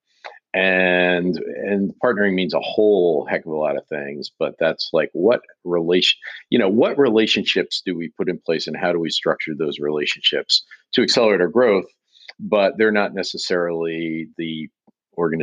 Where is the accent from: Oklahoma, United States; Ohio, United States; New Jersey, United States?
New Jersey, United States; New York area; moved away as an adult; now in Boston, United States; I'm originally from the New York area, North Jersey, to be specific.